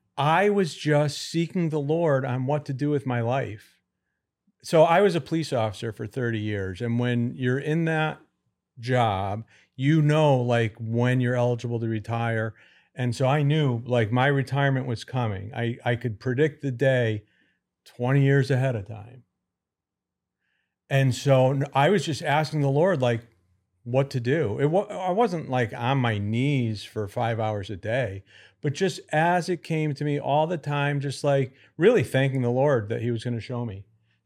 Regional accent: Connecticut, United States

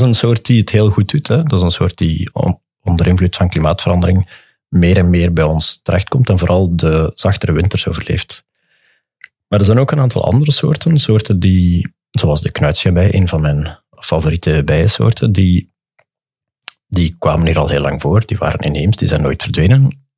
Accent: Dender region, Flanders, Belgium; ik ben van de Denderstreek

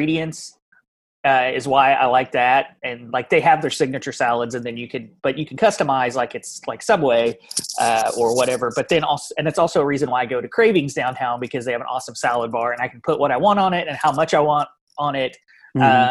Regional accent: Louisville, Kentucky, United States; we're from Louisville.

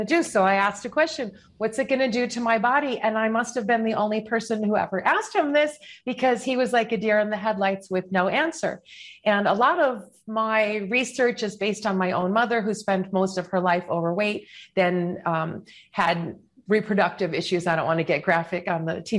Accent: Chicago, Illinois, United States; moved away as an adult; also born or lived in New York City / Westchester; I'm from Chicago

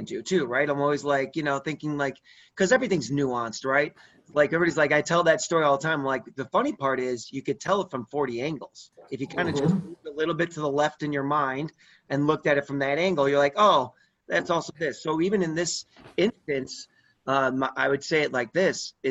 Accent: Chicago, Illinois, United States; I'm from Chicago

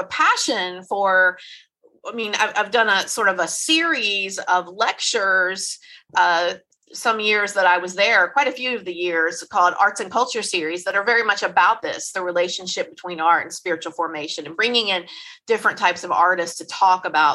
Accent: Memphis, Tennessee, United States; I am from Memphis

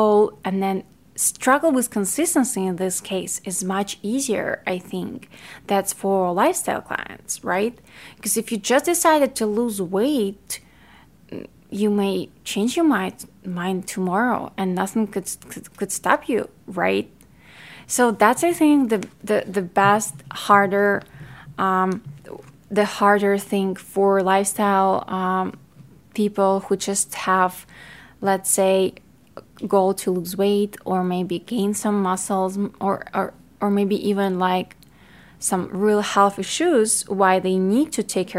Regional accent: Ukraine; accent: Ukrainian; English is a second language; now in United States; I was born in Ukraine and raised in Ukraine, so I speak Ukrainian and Russian, and then I learned English in America when I moved

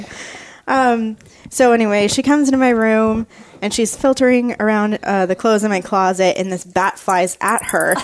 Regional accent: Florida, United States; I grew up in Florida

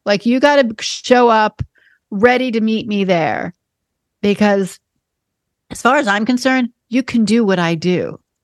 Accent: New York, United States; I'm a born and bred New Yorker

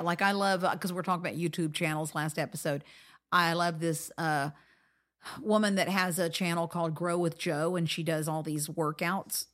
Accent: Florida, United States; I grew up in Florida

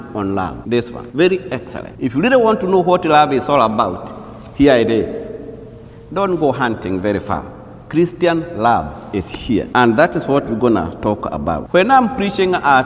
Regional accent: Kenya; moved away; I'm a native from Kenya

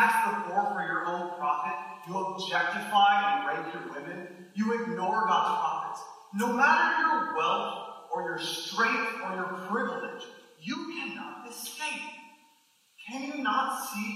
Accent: Grand Rapids, Michigan, United States; I grew up outside Grand Rapids, Michigan, in a predominantly white Christian evangelical town

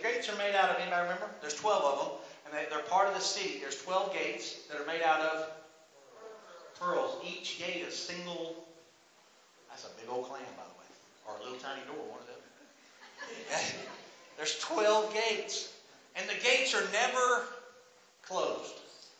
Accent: Mobile, Alabama, United States; I love Mobile. I was born and raised here. Right? I was born in Crichton.

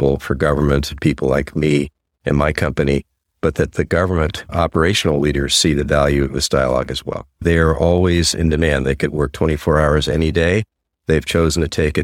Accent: United States; I'm from the United States

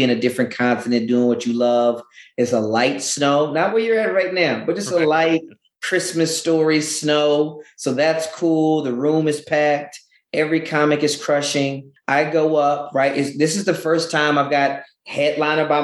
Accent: Louisiana, United States; moved away; also born or lived in Denton, Texas / China; I'm originally from Louisiana

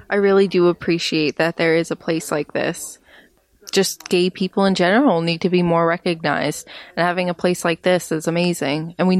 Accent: Iowa, United States; I'm from Iowa.

